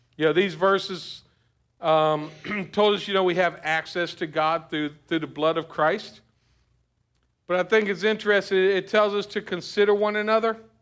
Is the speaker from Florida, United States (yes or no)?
yes; South Florida, United States; I grew up in South Florida